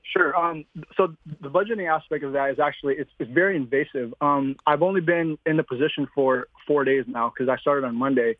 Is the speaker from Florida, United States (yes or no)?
no; Michigan, United States; also born or lived in Philippines; I am a Philippine immigrant. I moved from the Philippines to Michigan when I was six years old